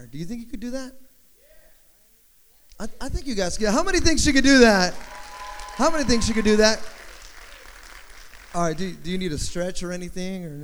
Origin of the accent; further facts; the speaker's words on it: Rancho Cucamonga, California, United States; I'm from Southern California.